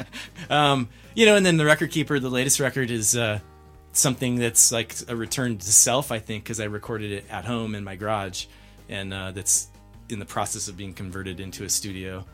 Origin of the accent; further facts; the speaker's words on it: San Diego, California, United States; moved away as an adult; also born or lived in Salt Lake City / Gold Hill, Colorado; now in Lyons, United States; I'm originally from San Diego. I grew up there and lived most of my life to date there, and moved to Colorado about three and a half years ago.